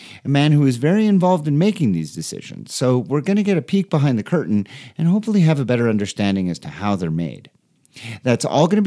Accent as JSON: {"language": "English", "country": "Canada", "said": "As a Canadian"}